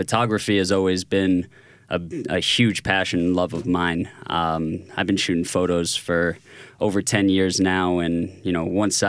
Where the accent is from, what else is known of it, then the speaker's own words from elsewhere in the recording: Boston, Massachusetts, United States; moved away as an adult; now in Tel Aviv, Israel; So I'm originally from Boston, Massachusetts.